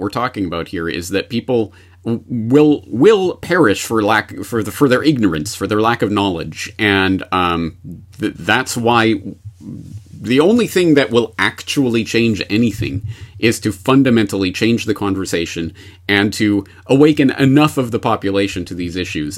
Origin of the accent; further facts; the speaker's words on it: Canada; now in Japan; I am a Canadian uh, in Japan